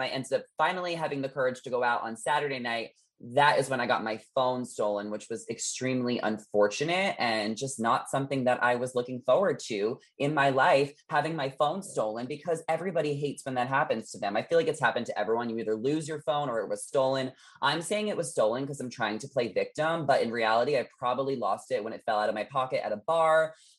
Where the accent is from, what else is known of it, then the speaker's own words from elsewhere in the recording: New York, United States; now in Los Angeles, United States; I was like, all right, well, I'm in LA. You guys know I grew up in New York. I'm not in New York